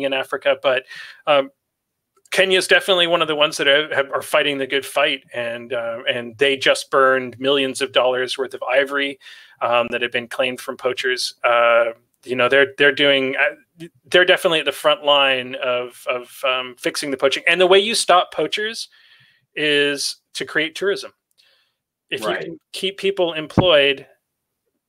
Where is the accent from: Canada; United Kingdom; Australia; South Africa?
Canada; I grew up in Canada, where we wrestle bears daily